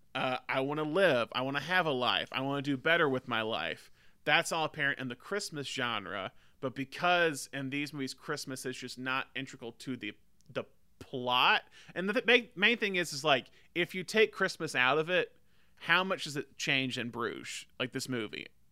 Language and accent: English; United States; as American